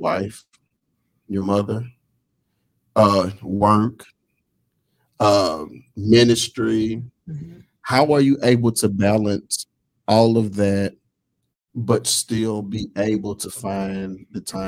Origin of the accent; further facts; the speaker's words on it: the South, United States; I'm from the South